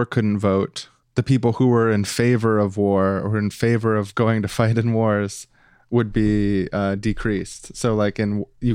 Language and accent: English; Winnipeg, Manitoba, Canada; in my hometown, the place that I'm from, Winnipeg